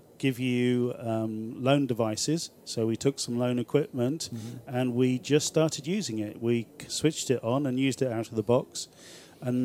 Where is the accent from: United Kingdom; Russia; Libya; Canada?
Libya; I was born in Libya